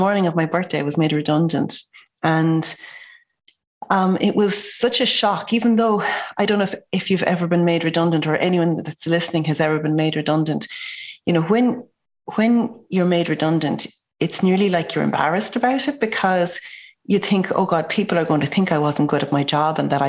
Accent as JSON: {"language": "English", "town": "Enniscrone", "region": "Connacht", "country": "Ireland", "also_born_or_lived": "Dublin", "moved": "as an adult", "said": "I'm from Enniscrone, County Sligo"}